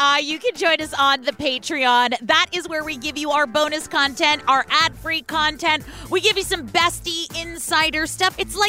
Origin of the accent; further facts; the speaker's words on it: Oakland, California, United States; I'm from California